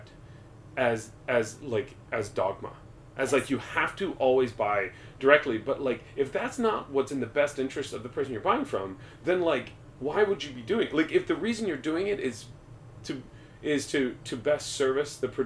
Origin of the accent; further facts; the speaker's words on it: United States; as an American